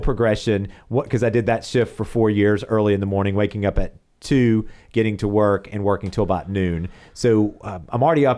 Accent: South Carolina, United States; You know, obviously raised in Chester County, went to high school in South Carolina, college in South Carolina, and all of my jobs have been in South Carolina.

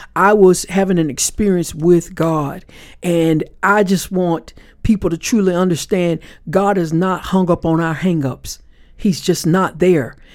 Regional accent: Panama City, Florida, United States; I was born in Panama City, Florida

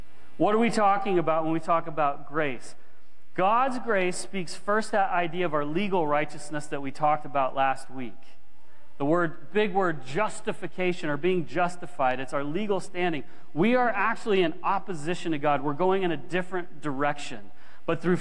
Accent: United States; now in Canada; I grew up in the States

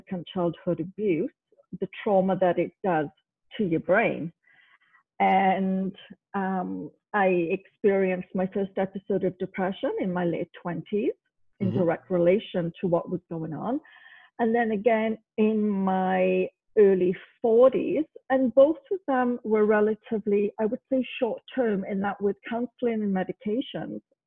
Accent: Wales, United Kingdom; moved away as an adult; now in Canada; originally I was born in Wales.

